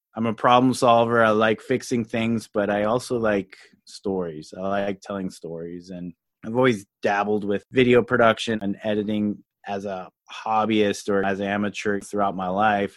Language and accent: English; Louisiana, United States; also born or lived in Colorado; I was actually born in Colorado and grew up in Louisiana